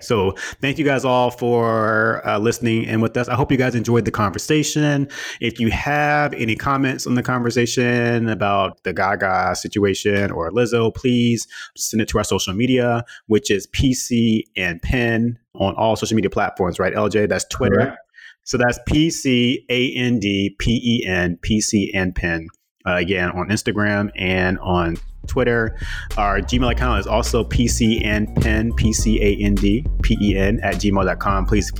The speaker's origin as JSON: {"language": "English", "country": "Trinidad & Tobago", "said": "I am from Trinidad and Tobago."}